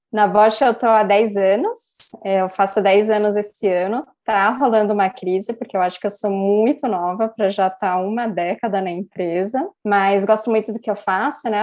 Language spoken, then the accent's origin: Portuguese; Vinhedo, São Paulo, Brazil; now in Campinas, Brazil; eu sou de São Paulo, é, eu mudei para Vinhedo bem novinha com os meus pais